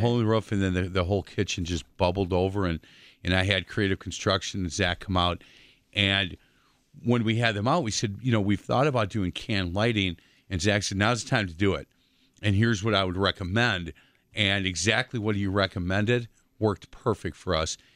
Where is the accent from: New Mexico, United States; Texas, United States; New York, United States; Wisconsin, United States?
Wisconsin, United States; Milwaukee; I grew up on Bartlett Avenue